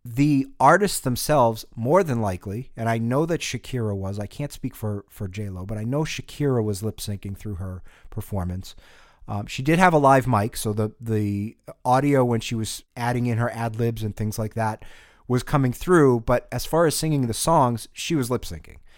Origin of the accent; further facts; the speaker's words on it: New England, United States; growing up in New England